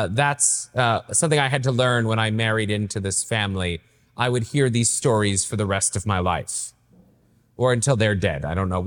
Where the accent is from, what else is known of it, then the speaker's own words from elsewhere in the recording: the South, United States; So I grew up in the South myself, and I didn't know how to pray.